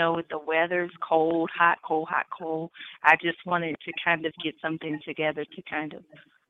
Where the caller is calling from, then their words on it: Texas, United States; I'm calling from Texas.